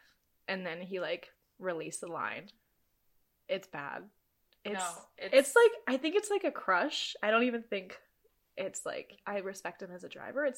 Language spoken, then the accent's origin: English; Canada; we're Canadian.